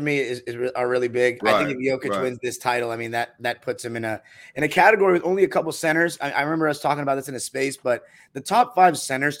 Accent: Los Angeles, California, United States; I'm from Los Angeles

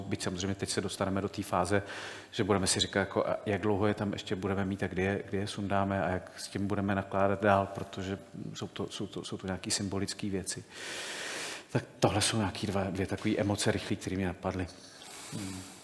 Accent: Czechia; my jako Češi můžeme přinést něco specifického

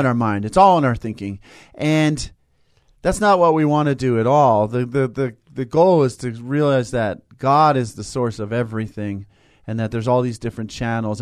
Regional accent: Tustin, California, United States; Unity of Tustin, where I grew up

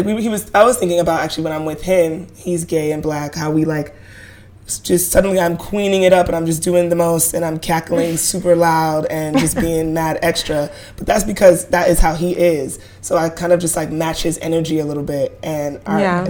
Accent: New York City, New York, United States; as Black people from Brooklyn

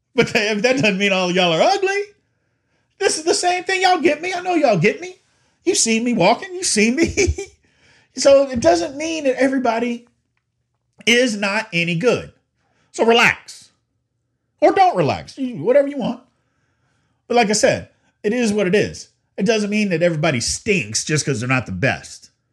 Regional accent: Louisville, Kentucky, United States; I'm from Louisville

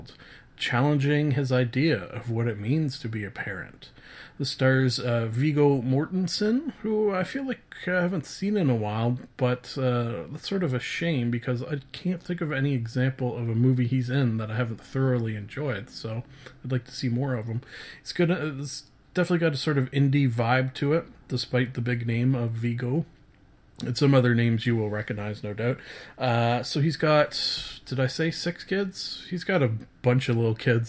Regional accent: Canada; I am a Canadian.

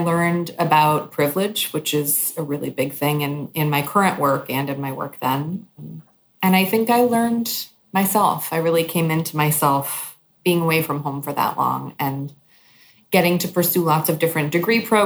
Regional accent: New York, United States; moved away as an adult; also born or lived in East Timor; my hometown, New York

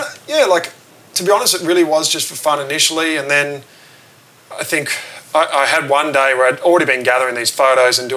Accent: Bathurst, New South Wales, Australia; I grew up in Bathurst, which is about 3 hours inland of Sydney

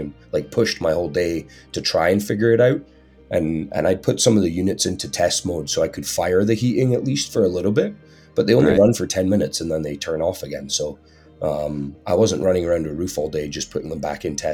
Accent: Scotland, United Kingdom; moved away; being a Scotsman

